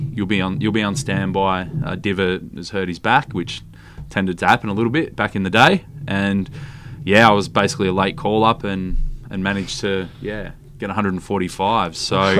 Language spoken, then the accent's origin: English; Stratford, Victoria, Australia; also born or lived in Sale, Victoria; now in Perth, Australia; So I was born in Sale, but actually grew up 15 k's out of Sale, a little town called Stratford.